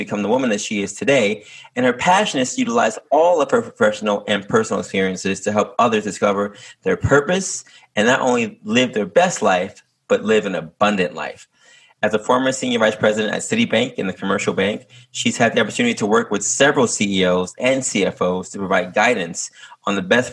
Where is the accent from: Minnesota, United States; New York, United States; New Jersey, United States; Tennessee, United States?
New York, United States; New York City; moved away; I'm actually from Harlem